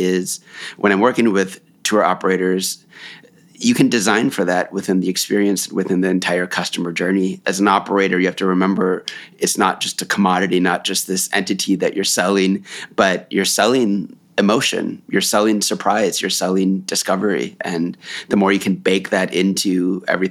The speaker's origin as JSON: {"language": "English", "country": "United States", "said": "I'm from the United States"}